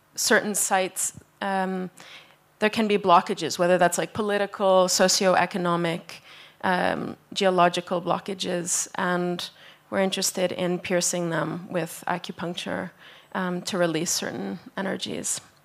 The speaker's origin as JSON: {"language": "English", "country": "Canada", "moved": "yes", "lives_now": "Tromsø, Norway", "said": "I'm from Canada, but I'm currently based in Norway"}